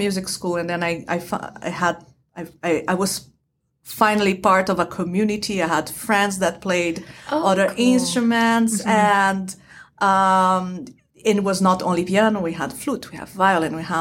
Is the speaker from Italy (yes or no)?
no; Brazil; moved away; I am originally from Brazil. I was born and raised in Brazil